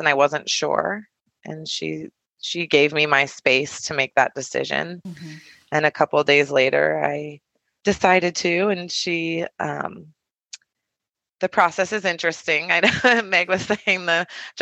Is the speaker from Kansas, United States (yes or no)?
no; Tucson, Arizona, United States; I ended up moving back to Tucson